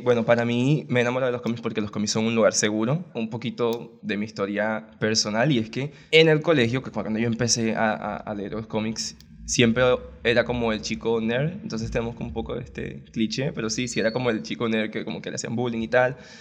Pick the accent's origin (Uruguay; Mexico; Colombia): Colombia; Barranquilla, Atlántico; born or raised there